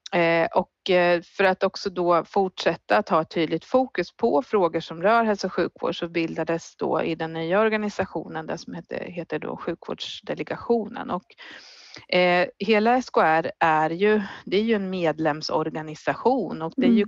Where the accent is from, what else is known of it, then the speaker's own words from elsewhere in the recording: Finspång, Östergötland, Sweden; Jag är född på BB där